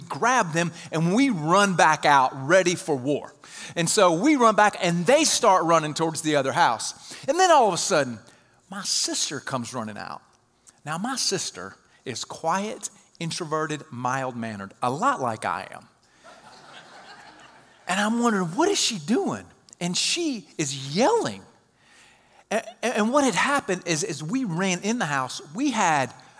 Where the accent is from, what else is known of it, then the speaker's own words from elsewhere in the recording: South Mississippi, United States; I'm from South Mississippi, not Milton